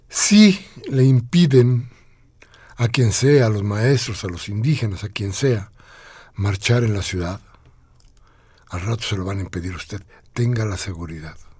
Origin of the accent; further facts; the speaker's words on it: Mexico; nos manifestemos nosotros como mexicanos